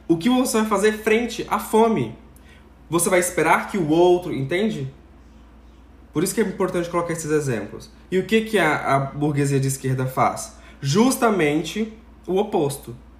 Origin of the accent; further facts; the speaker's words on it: Brazil; enquanto brasileiros